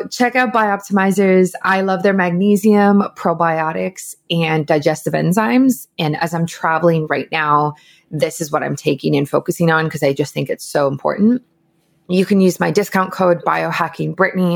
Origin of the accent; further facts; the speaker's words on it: Canada; as a Canadian